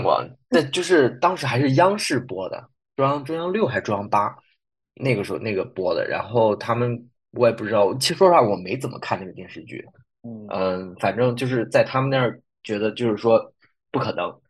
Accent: China; moved away as an adult; also born or lived in Freiburg, Germany; 我们就是中国人

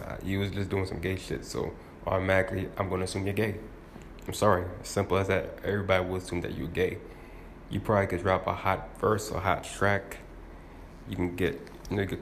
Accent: New York, United States; I'm from New York

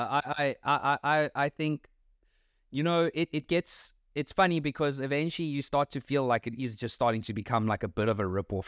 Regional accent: South Africa; as a South African. Not that it's just like I'm South African

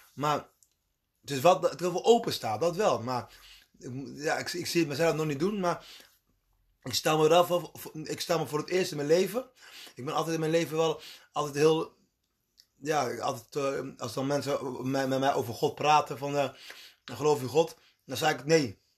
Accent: Colombia; now in Netherlands; waar ik vandaan kom, waar ik geboren ben, zijn de meeste mensen katholiek. Dus dat is, ja, in Colombia

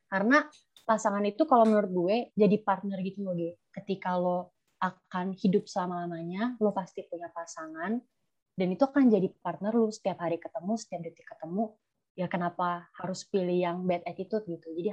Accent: Jakarta, Indonesia; now in Malang, Indonesia; gue dari Jakarta tapi gue ngerantau di Malang

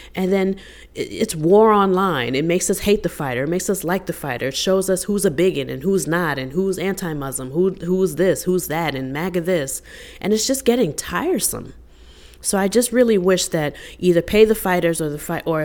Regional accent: New York, United States; I'm from New York.

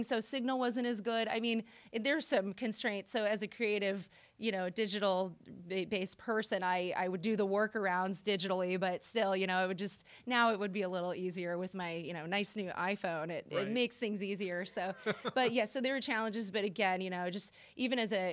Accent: Springfield, Illinois, United States; moved away as an adult; now in Carbondale, United States; I'm originally from Springfield, Illinois.

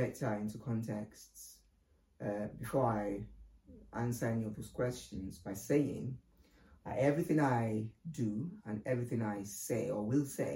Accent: Ibadan, Oyo, Nigeria; moved away; I was born in Nigeria, in what is regarded as the biggest city, and it's called Ibadan

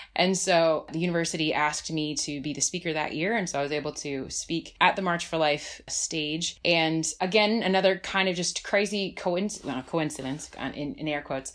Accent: New Jersey, United States; also born or lived in Bismarck; now in Washington, D.C., United States; I grew up in New Jersey

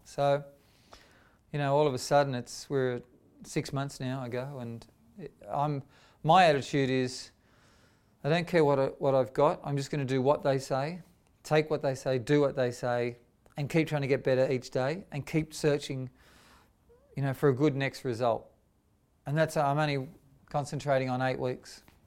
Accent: Sydney, New South Wales, Australia; I grew up in Dundas Valley

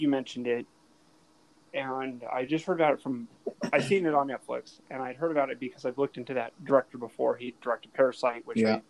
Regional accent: Arizona, United States; also born or lived in Southern California; I grew up more in Arizona than in California when we think about most of my life.

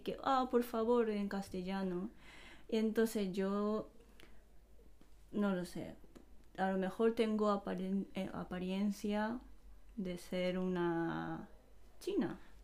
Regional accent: Japan; Spanish is a second language; now in Spain; los japoneses cuando miren a un extranjero, pensamos

